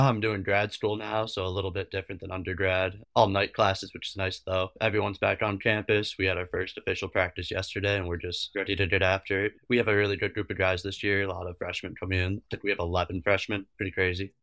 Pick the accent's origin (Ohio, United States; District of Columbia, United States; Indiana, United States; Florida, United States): Ohio, United States; Avon; I played high school hockey at my hometown, Avon, Ohio